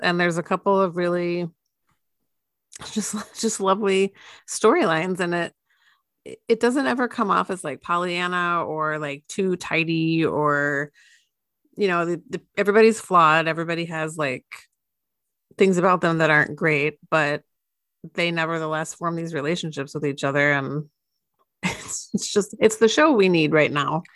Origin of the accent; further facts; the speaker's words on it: United States; I am an American